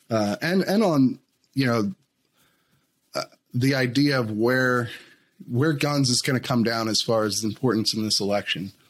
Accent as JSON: {"language": "English", "region": "Pennsylvania", "country": "United States", "moved": "yes", "lives_now": "Virginia, United States", "said": "I'm from Pennsylvania originally"}